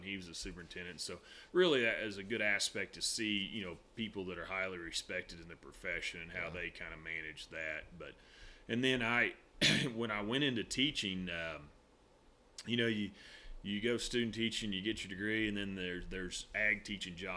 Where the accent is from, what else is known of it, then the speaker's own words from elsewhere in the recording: Northwest Oklahoma, United States; also born or lived in Edmond, Oklahoma; I grew up in Northwest Oklahoma